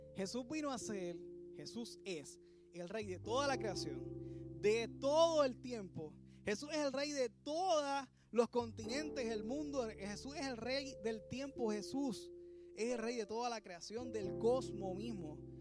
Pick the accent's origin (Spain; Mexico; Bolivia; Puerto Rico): Puerto Rico; nosotros que somos puertorriqueños